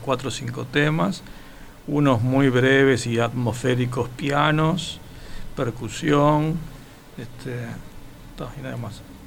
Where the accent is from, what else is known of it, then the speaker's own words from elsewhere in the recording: Montevideo, Uruguay; yo soy de Rafa.